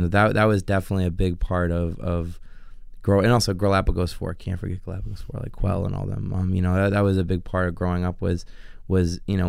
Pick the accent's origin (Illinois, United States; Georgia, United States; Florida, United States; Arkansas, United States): Illinois, United States; Chicago; I'm from Old Irving Park, just west of Irving and Pulaski. Mm-hmm. That's where I grew up